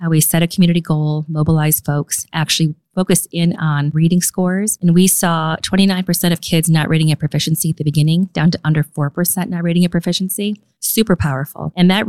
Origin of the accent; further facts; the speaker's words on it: Tampa, Florida, United States; born there; also born or lived in Germany / Okinawa, Japan; I'm a military kid. I grew up all over the place. My dad was in the Air Force and met my mom in Taiwan. Born in Tampa, Florida, on MacDill Air Force Base.